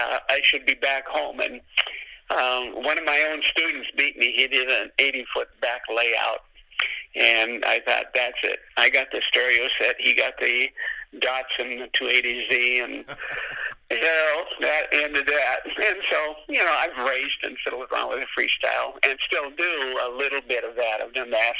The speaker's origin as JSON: {"language": "English", "area": "the Northwest", "region": "Pacific Northwest", "country": "United States", "tie": "born or raised there", "said": "I grew up in the Northwest and I started skiing at 15 years old"}